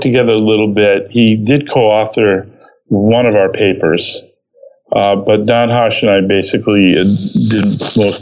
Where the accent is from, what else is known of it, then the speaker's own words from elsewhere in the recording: the Berkshires, Massachusetts, United States; I grew up in the Berkshire section of Massachusetts